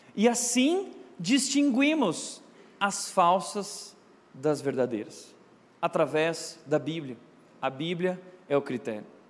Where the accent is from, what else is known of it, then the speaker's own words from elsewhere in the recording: Rio Grande do Sul, Brazil; Eu nasci no Rio Grande do Sul